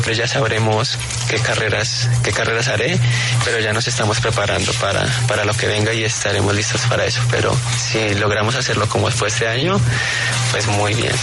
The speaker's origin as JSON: {"language": "Spanish", "country": "Colombia", "said": "como colombiano"}